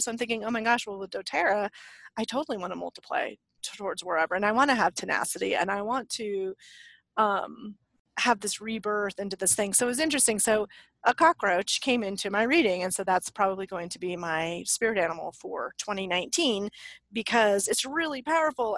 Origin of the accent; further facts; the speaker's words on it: Leadville, Colorado, United States; now in Santa Fe, United States; I'm from Leadville